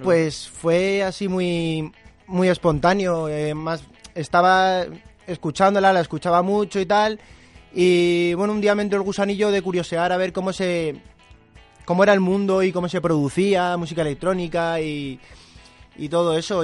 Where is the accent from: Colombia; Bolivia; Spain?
Spain; Barcelona, Catalonia; now in Madrid, Spain; yo soy de Barcelona, pues tengo más. Tengo gente y familia y conozco a gente allí